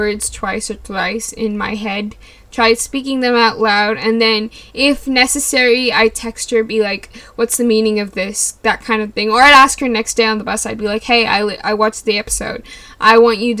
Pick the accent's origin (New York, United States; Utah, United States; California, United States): California, United States; Los Angeles; first language English; I was born in California, as in Los Angeles, California was where I was born. And English was my primary language